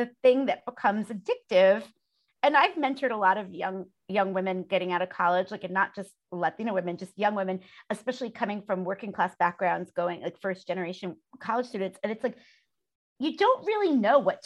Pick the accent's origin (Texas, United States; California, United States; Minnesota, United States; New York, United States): New York, United States; New York City; growing up in Brooklyn is like growing up in like a small town more than like a big city